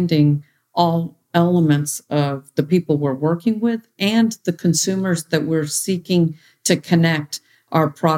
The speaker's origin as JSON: {"language": "English", "country": "United States", "tie": "born or raised there", "said": "to have had this upbringing as an American with Indian cultural roots."}